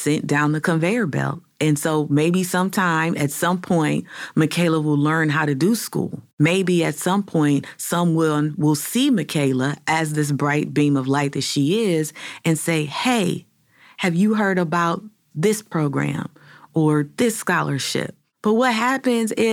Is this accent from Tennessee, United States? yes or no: no; Cleveland, Ohio, United States; As a native Clevelander born and raised on Huff Avenue